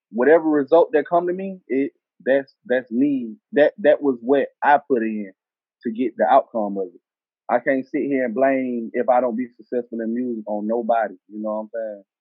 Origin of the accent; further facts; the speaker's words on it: the South, United States; accent: southern; Uh, I'm from the South. My tone, my tone of voice, my rap voice or whatever they want to call it, my tone is southern, raw, you know.